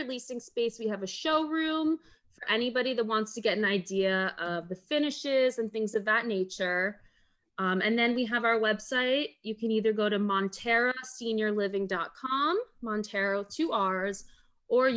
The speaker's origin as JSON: {"language": "English", "town": "Weston", "region": "Florida", "country": "United States", "tie": "born or raised there", "said": "I grew up in Weston, Florida"}